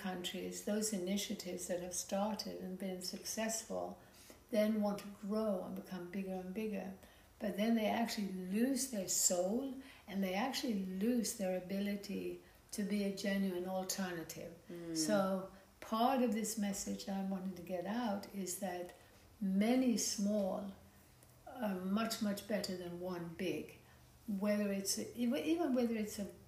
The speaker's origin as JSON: {"language": "English", "country": "Sweden", "tie": "born or raised there", "also_born_or_lived": "United States / France / Germany / Ladakh", "moved": "yes", "lives_now": "Byron Bay, Australia", "said": "growing up in Sweden, but also having lived in America and in France and in Germany"}